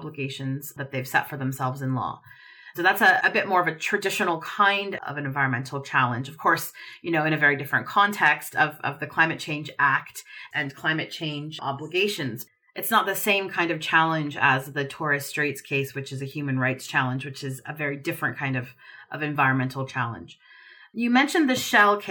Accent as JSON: {"language": "English", "region": "Oregon", "country": "United States", "tie": "born or raised there", "said": "my home state of Oregon"}